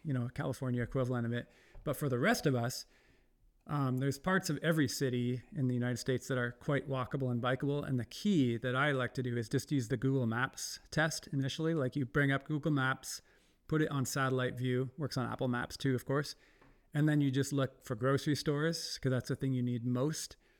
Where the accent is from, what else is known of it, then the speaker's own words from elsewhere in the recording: Ontario, Canada; moved away; Ontario, I'm from Ontario, like near the giant city of Toronto.